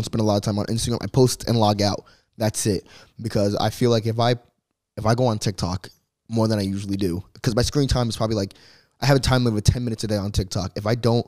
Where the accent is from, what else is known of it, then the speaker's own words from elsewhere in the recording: New Jersey, United States; moved away as an adult; now in Los Angeles, United States; I came from New Jersey. Cross the country.